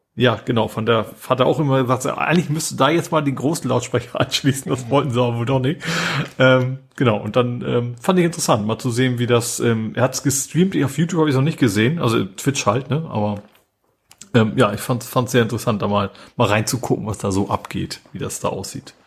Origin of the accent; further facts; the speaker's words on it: Hamburg, Germany; als Hamburger